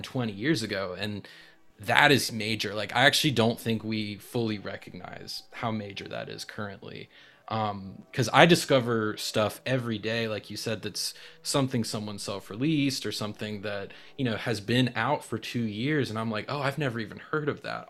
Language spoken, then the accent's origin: English; North Carolina, United States; North Carolina, that's my hometown, uh, home state